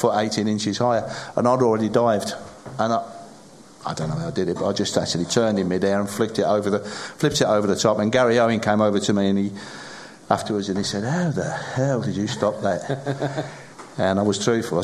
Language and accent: English; Sedgley, West Midlands, United Kingdom; I was born in Sedgley